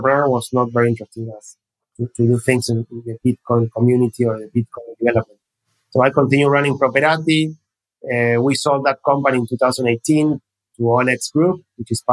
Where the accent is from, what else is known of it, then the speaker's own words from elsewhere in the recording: Argentina; I was born in Argentina, studying economics at the University of Buenos Aires